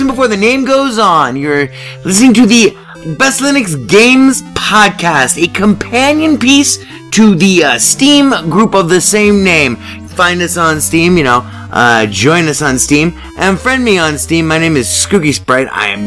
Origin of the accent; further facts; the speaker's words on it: Las Vegas, Nevada, United States; where I live, in my hometown, Las Vegas, where this is being recorded